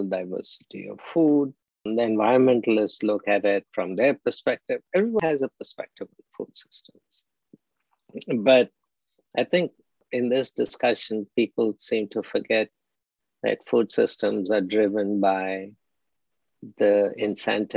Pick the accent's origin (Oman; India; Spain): India; moved away as an adult; also born or lived in Philippines / Mexico; now in United States; I'm from India, obviously. And studied in India, did my master's at the Birla Institute of Technology and Science, and came to the US in 1977 to do a PhD